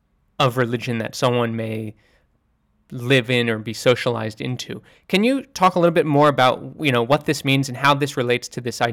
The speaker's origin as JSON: {"language": "English", "country": "United States", "tie": "born or raised there", "said": "I was born and raised in America, so that would be a dominant Christian religion or culture. But I'm not spiritually, I don't practice any religion"}